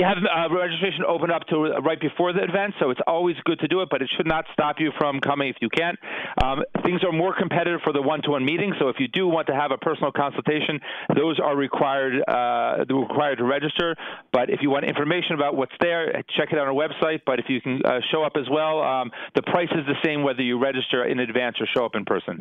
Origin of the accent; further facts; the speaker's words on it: New Jersey, United States; moved away as an adult; now in Jerusalem, Israel; I grew up in I grew up in New Jersey